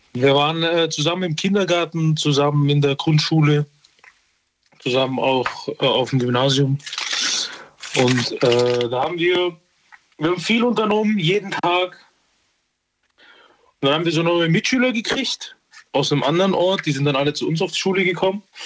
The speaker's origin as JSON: {"language": "German", "country": "Serbia", "moved": "yes", "said": "Ich, ich bin aber Serbe. Ich komme aus Serbien"}